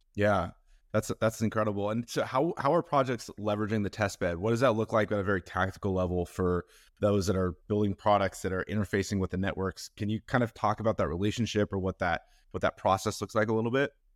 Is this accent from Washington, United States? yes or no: yes; Seattle, Washington, United States; I'm from Seattle